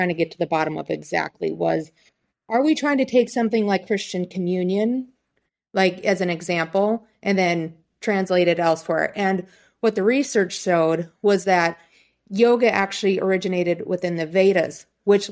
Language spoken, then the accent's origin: English; Plainview, United States; the small town I grew up in here in Plainview